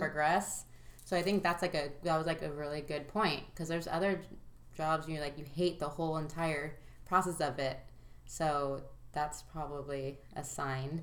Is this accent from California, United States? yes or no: yes; Santa Monica, California, United States; I was born in Santa Monica, and I um, lived there, you know, until I graduated high school for the most part.